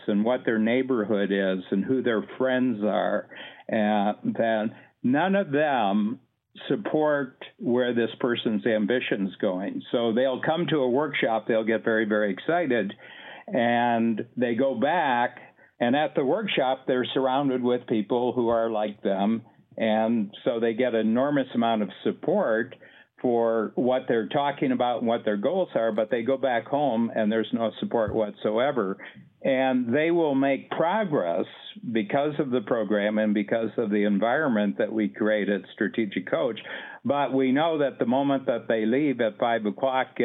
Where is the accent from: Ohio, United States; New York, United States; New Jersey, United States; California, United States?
Ohio, United States; moved away as an adult; now in Canada; I'm an American. I was born. I'm from Ohio, a farm boy from Ohio, and I came to Canada in my late 20s for a job